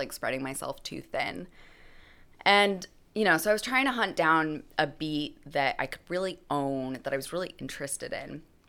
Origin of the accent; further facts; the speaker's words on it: New Hampshire, United States; I grew up in New Hampshire in a small town about an hour north of Boston, which is, like, we have civilization there.